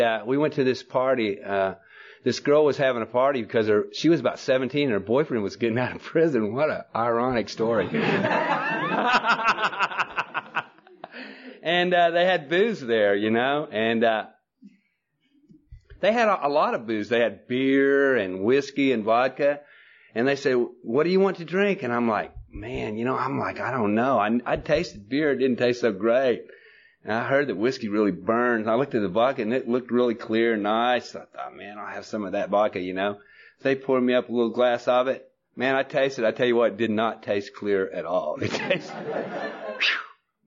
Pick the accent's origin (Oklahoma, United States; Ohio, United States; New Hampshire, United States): Oklahoma, United States; moved away as an adult; also born or lived in Norman, Oklahoma; now in Texas, United States; I was born in Oklahoma, and, you know, what a place to be born